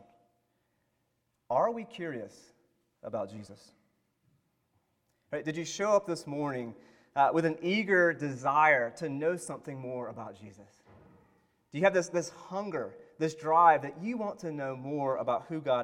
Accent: the South, United States; I am from the South

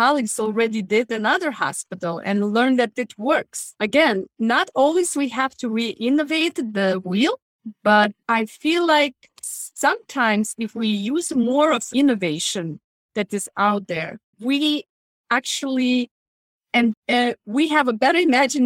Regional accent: Lithuania; moved away as an adult; now in United States; I came from Lithuania and I worked as a nurse in Lithuania before coming to the United States.

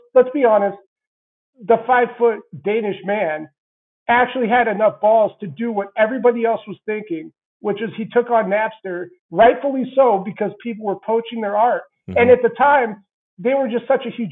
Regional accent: about an hour west of Vail, Colorado, United States; also born or lived in Santa Barbara, California / Denver; My hometown's about an hour west of Vail, which is where James lives, and it's about 45 minutes from Aspen. So I kind of just through default, I grew up knowing a lot of celebrities anyway

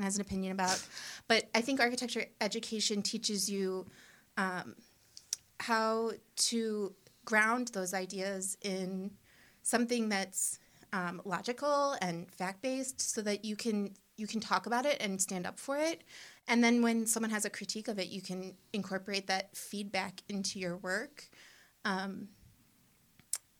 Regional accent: Cleveland Heights, Ohio, United States; I grew up in Cleveland Heights.

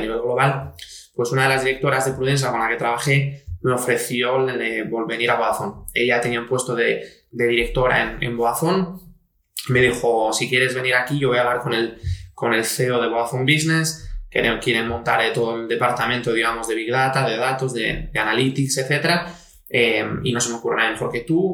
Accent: Asturias, Spain; also born or lived in Italy; pasé toda, digamos, mi infancia y mi juventud eh, aquí en Asturias

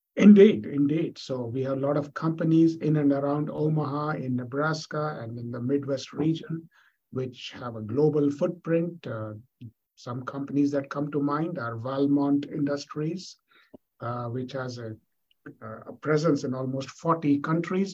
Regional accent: India; moved away; I was born and brought up in India

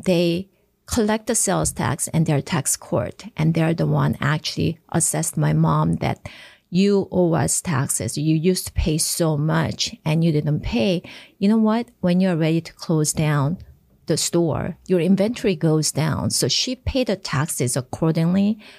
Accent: Japan; moved away as an adult; also born or lived in South Korea; now in United States; And I was born in Korea, and I was raised in Japan because my father's first post was in Japan, was a reason.

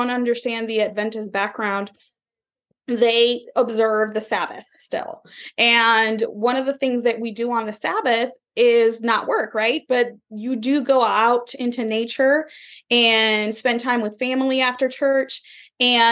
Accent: Puerto Rico; I am originally from Puerto Rico. I was born in 1979 in the beautiful island of Puerto Rico

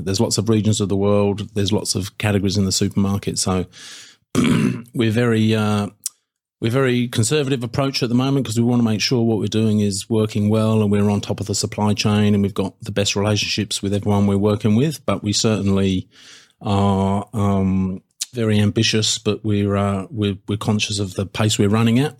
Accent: United Kingdom; now in Australia; being British

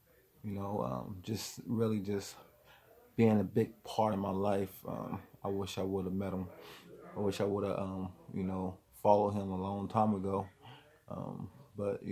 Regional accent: Wilmington, Ohio, United States; I'm from Wilmington, Ohio

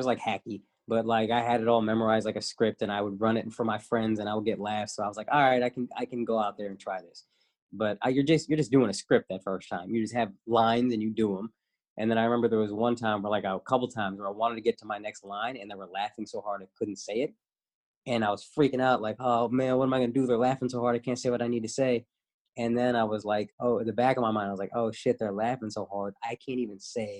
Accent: Dallas, Texas, United States; moved away as an adult; also born or lived in New York; now in Los Angeles, United States; I grew up in Dallas, Texas, southern town.

